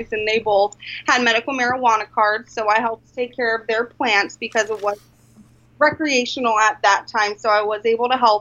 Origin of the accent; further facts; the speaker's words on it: Colorado, United States; moved away as an adult; now in Alaska, United States; I am originally from Colorado, and I moved to Alaska actually for my first budtender position